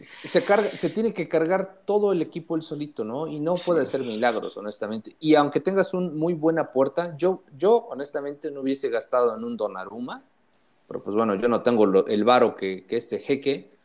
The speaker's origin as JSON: {"language": "Spanish", "region": "Puebla", "country": "Mexico", "said": "cómo somos los poblanos"}